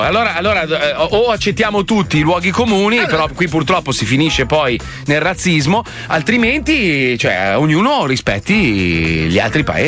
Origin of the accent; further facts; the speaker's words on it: Italy; io sono italiano, io parlo male del mio paese perché lo conosco